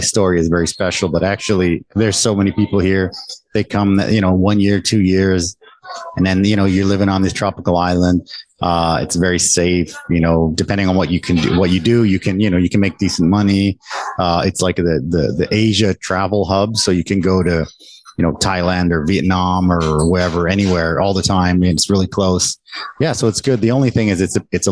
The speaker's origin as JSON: {"language": "English", "country": "Canada", "tie": "born or raised there", "moved": "as an adult", "lives_now": "Taiwan", "said": "I was the first one born there, born and raised in Canada. And I came to Taiwan about 20 years ago now."}